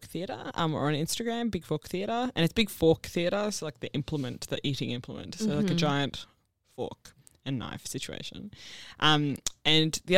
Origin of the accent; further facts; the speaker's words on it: Brisbane, Queensland, Australia; Brisbane is my hometown.